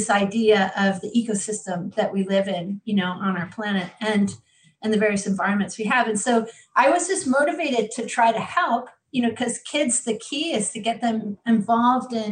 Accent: Buffalo, New York, United States; also born or lived in Fort Erie, Ontario, Canada; So I actually grew up both in Buffalo itself and also in Fort Erie, Ontario, which is just across the bridge

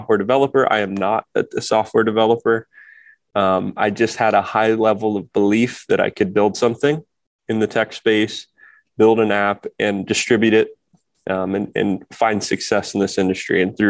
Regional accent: Kokomo, Indiana, United States; I grew up in the Midwest, it's a blue collar town called Kokomo, Indiana

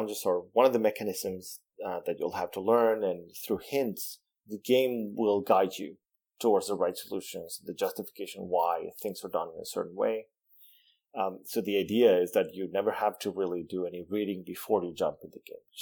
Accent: Venezuela; first language Spanish; English is a second language; I was born and raised in Venezuela. Spanish is my first language

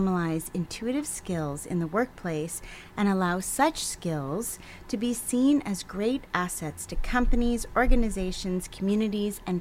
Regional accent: East Coast, United States; moved away; I'm from the East Coast

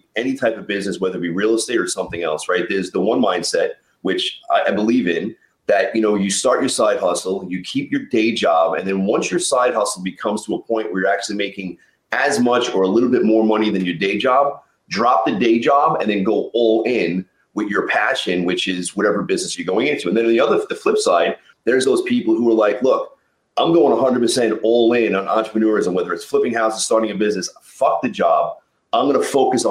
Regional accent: New York, United States; I'm a New Yorker

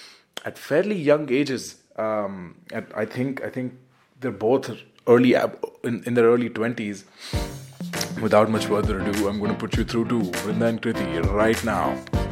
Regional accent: India; India, my home country

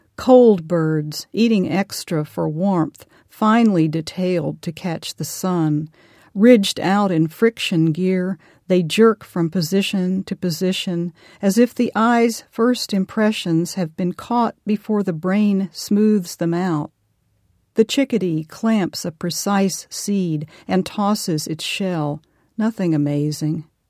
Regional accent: Arkansas, United States; I am from Arkansas

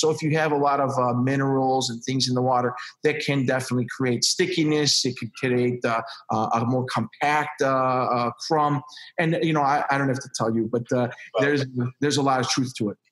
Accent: Chicago, Illinois, United States; I'm from Chicago.

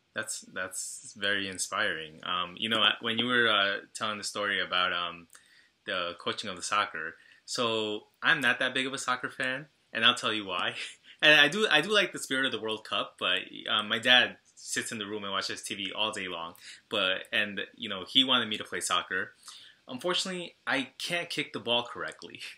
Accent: Brentwood, New York, United States; I'm Ecuadorian and Guatemalan myself, but um, you know, I grew up in a very Salvadoran town on Long Island

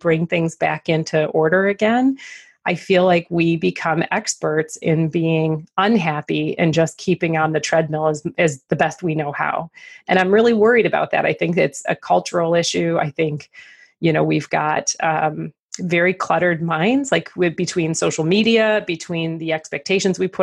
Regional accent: Detroit, Michigan, United States; I'm from Detroit, so we say Laperriere

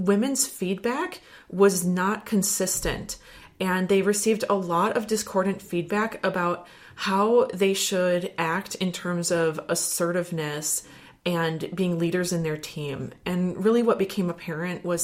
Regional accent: Wisconsin, United States; I'm from Wisconsin

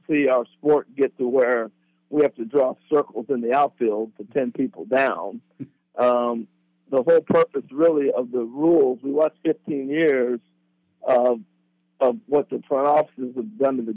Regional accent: Corvallis, Oregon, United States; growing up in Corvallis

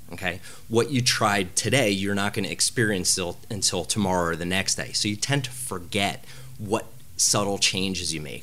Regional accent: United States; the pizza I grew up eating in New Jersey and New York

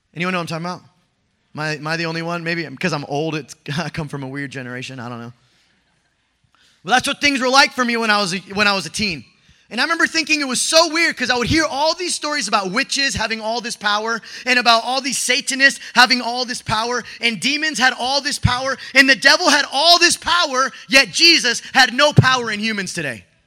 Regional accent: Mexico; I'm Mexican. I come from Latino family

